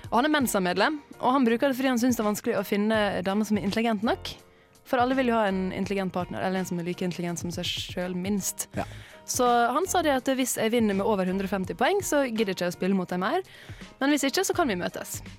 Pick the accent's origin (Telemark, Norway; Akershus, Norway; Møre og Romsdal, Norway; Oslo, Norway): Møre og Romsdal, Norway; i jula så har jo jeg vært hjemme på Sunnmøre og, og spilt Scrabble.